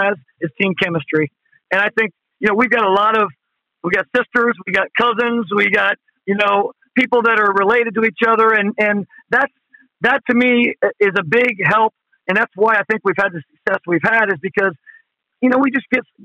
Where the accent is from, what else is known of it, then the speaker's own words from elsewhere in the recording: Mount Vernon, Ohio, United States; now in Convoy, United States; I'm an implant. I'm from Mount Vernon, Ohio